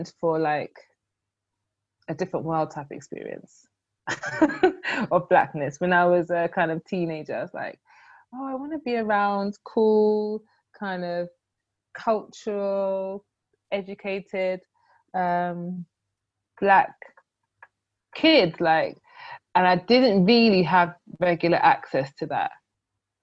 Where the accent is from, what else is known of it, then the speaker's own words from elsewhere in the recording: London, United Kingdom; Growing up in Croydon, Thornton Heath